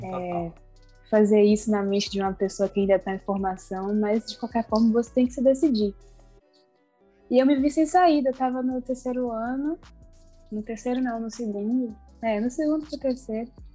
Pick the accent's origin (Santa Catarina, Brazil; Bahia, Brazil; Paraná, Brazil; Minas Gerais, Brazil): Bahia, Brazil; Salvador; sou soteropolitana, nasci e criada